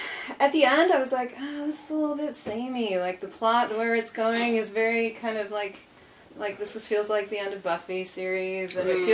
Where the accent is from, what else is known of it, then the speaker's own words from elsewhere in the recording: United States; moved away as an adult; I'm from the States.